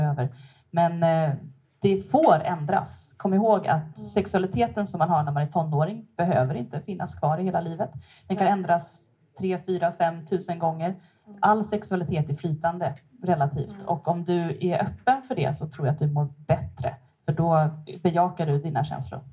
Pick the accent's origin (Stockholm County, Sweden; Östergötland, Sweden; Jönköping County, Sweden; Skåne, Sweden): Stockholm County, Sweden; Stockholm archipelago; moved away as an adult; now in Gothenburg, Sweden; Jag bor här i Göteborg, men jag kommer från Stockholms skärgård. Jag har bott här sedan 2008